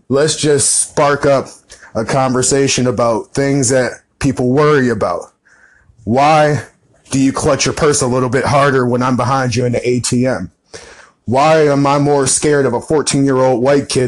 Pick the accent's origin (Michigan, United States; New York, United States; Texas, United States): Michigan, United States; Detroit; I grew up in Detroit